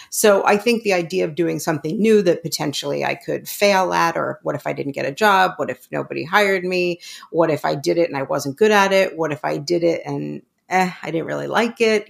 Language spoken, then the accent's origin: English; New York City, New York, United States; I grew up in New York City